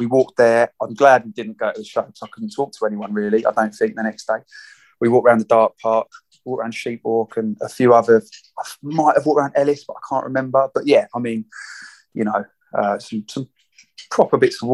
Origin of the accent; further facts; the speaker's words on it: St Albans, East of England, United Kingdom; now in Harpenden, United Kingdom; I currently live in Harpenden, but I'm originally from St Albans.